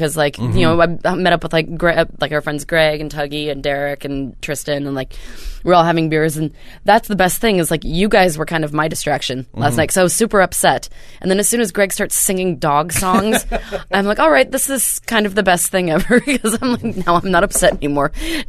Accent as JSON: {"language": "English", "town": "Tulsa", "region": "Oklahoma", "country": "United States", "said": "I'm from Tulsa, Oklahoma."}